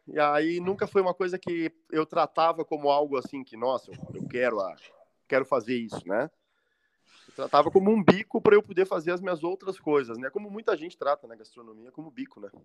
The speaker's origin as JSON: {"language": "Portuguese", "town": "Pelotas", "region": "Rio Grande do Sul", "country": "Brazil", "tie": "born or raised there", "also_born_or_lived": "Florianópolis", "moved": "as an adult", "said": "Eu nasci em Pelotas, no Rio Grande do Sul, ah, capital você... nacional do doce."}